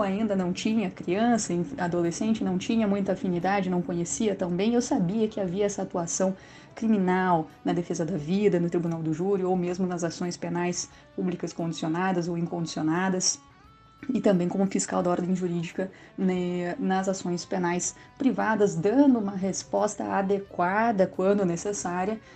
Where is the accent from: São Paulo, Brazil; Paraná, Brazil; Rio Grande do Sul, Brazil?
Rio Grande do Sul, Brazil; moved away as an adult; now in Minas Gerais, Brazil; não estranhe meu sotaque, eu sou gaúcha e estou há algum tempinho aí eh, conhecendo as Minas Gerais